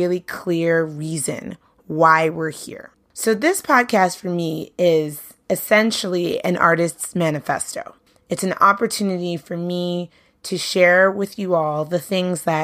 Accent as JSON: {"language": "English", "town": "New York City", "region": "New York", "country": "United States", "tie": "born or raised there", "said": "I grew up in Brooklyn"}